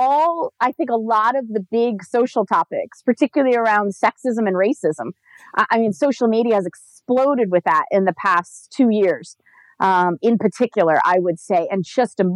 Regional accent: suburbs of Philadelphia, Pennsylvania, United States; now in San Diego, United States; But I'm originally from Pennsylvania, suburbs of Philadelphia

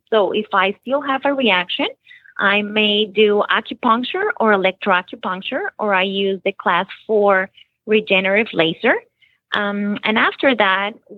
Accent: Bogota, Colombia; moved away as an adult; also born or lived in Nashville, Tennessee; now in Florida, United States; I was born in Nashville, Tennessee, but I was raised in Bogota, Colombia.

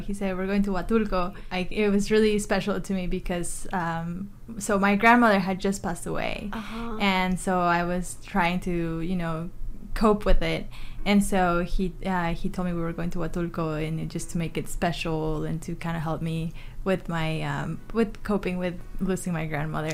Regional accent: New Braunfels, Texas, United States; also born or lived in Mexico City, Mexico; I'm originally from Mexico City, but I grew up in New Braunfels. So I've been here for over 20 years now.

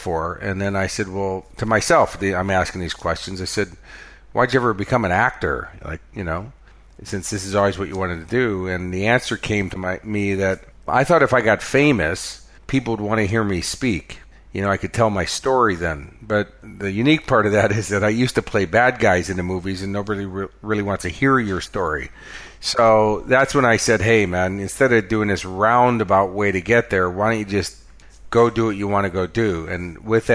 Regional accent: Chicago, Illinois, United States; also born or lived in Los Angeles, United States; now in Queensland, Australia; I'm originally from Chicago

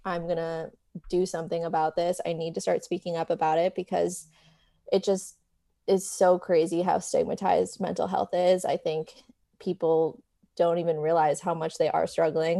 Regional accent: New York, United States; moved away as an adult; now in Los Angeles, United States; So, I am originally from New York. I grew up there and then moved to L A when I turned eighteen for college.

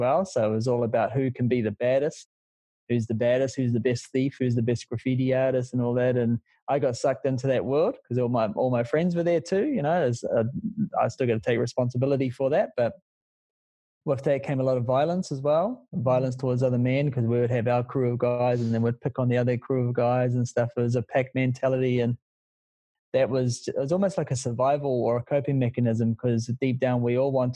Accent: Auckland, New Zealand; I came from West Auckland, had a pretty rough childhood

